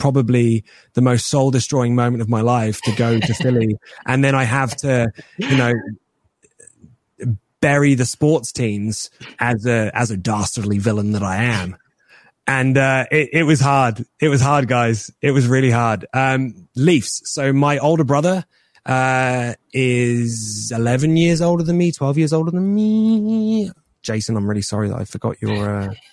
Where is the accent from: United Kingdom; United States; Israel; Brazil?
United Kingdom; England